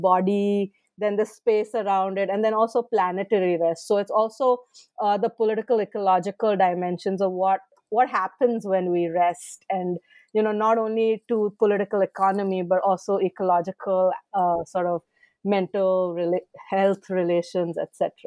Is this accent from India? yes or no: yes; India; moved away as an adult; I was born in India, I, I did, I studied in India